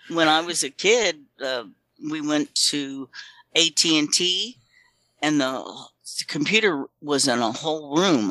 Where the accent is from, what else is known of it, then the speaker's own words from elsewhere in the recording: Florida, United States; also born or lived in Texas; I was born in Florida